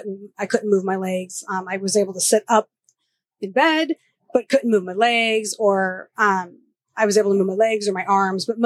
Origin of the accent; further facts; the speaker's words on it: Georgia, United States; moved away; also born or lived in Texas; I was born in Georgia.